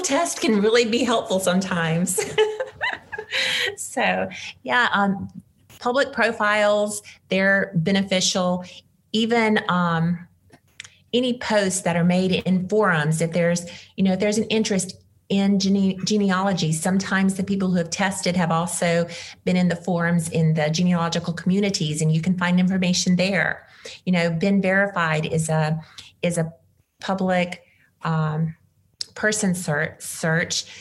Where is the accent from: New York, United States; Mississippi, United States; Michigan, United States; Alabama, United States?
Mississippi, United States; moved away; as a former Mississippian